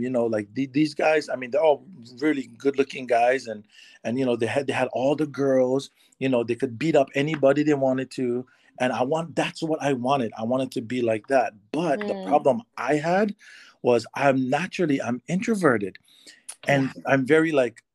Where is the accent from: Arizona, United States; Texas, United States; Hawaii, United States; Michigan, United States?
Hawaii, United States; Waimea; moved away as an adult; now in California, United States; I am originally from the Big Island of Hawaii. I grew up there my whole life.